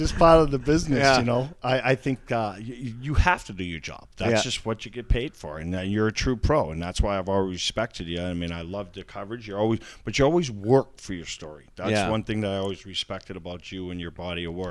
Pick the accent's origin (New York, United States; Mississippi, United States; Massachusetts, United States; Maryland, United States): Massachusetts, United States; Boston; I'm from Boston